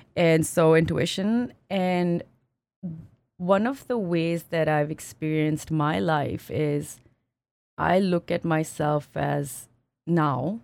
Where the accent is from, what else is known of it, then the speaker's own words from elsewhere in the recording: Pakistan; moved away as an adult; also born or lived in France / United States / Singapore; now in Canada; I grew up in Pakistan